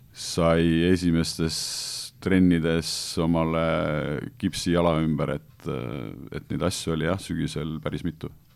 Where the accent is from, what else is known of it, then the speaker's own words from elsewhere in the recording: Pärnu, Pärnu County, Estonia; ma olen pärnakas